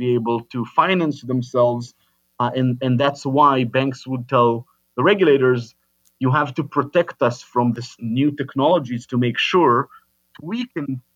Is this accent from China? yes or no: no; Israel; moved away as an adult; now in United States; I come from Israel, born and raised in Israel